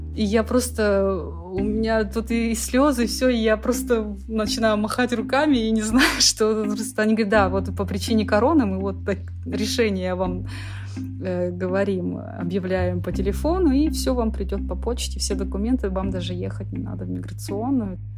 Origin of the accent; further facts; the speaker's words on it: Shoria, Siberia, Kemerovo Oblast, Russia; moved away as an adult; now in Sweden; я представитель коренного народа. Мой народ, мы всегда жили на одной земле.